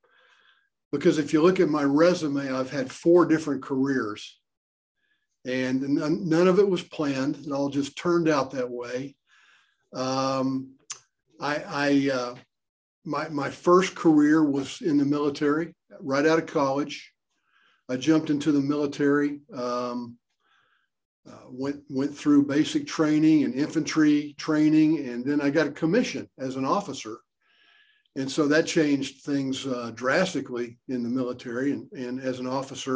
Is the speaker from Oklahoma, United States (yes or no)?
yes; Oklahoma City, Oklahoma, United States; now in Tulsa, United States; I'm an Okie. I was born and raised in Oklahoma City, so I'm an Okie.